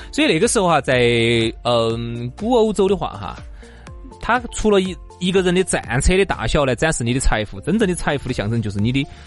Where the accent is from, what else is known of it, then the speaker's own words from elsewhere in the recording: China; 我们中国人总体来讲是非常优秀的